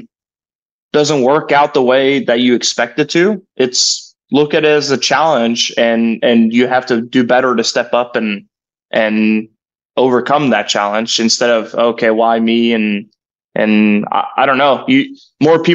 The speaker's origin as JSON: {"language": "English", "country": "Norway", "tie": "born or raised there", "moved": "as an adult", "lives_now": "Stillwater, United States", "said": "me growing up in Norway, this is home away from home"}